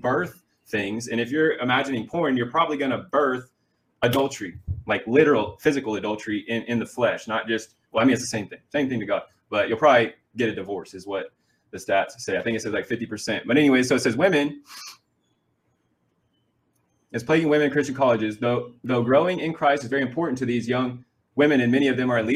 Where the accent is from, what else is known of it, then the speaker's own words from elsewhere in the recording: Missouri, United States; moved away as an adult; I'm from Missouri, right? Actually here